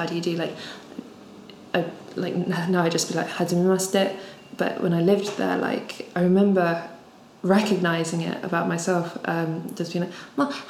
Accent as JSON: {"language": "English", "country": "United Kingdom", "also_born_or_lived": "Japan", "said": "being a British person"}